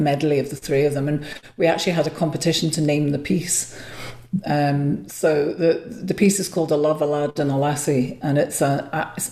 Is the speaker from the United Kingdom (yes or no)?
yes; Liverpool, North West England, United Kingdom; now in Glasgow, United Kingdom; Liverpool is my hometown.